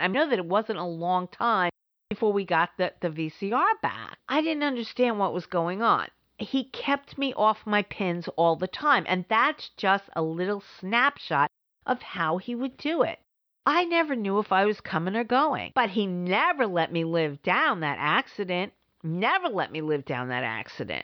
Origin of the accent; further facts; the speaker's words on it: New York City, New York, United States; moved away; also born or lived in Providence, Rhode Island; I grew up in the Bronx